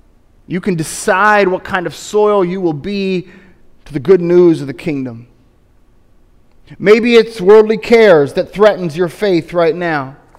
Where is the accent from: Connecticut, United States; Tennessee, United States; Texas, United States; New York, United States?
Tennessee, United States; I grew up in East Tennessee and we all kind of go to church around here, so if I want to be a good East Tennessean, I better go.